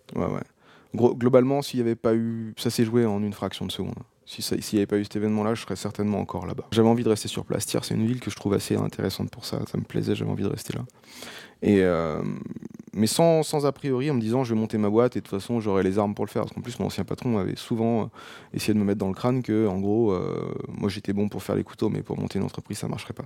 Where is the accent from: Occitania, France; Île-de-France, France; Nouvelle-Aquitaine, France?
Île-de-France, France; Seine-et-Marne; moved away as an adult; also born or lived in Paris; now in Auvergne, France; j'ai grandi en Seine-et-Marne